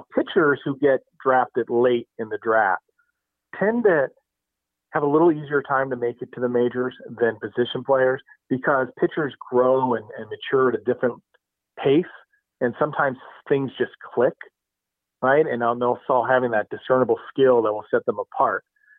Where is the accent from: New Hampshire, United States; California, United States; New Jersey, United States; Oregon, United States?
California, United States; East Bay; especially for me growing up in the East Bay